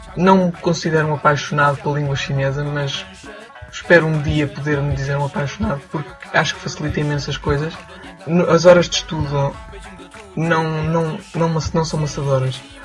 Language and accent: Portuguese; Portugal; moved away as an adult; now in Beijing, China; tenho 21 anos, sou português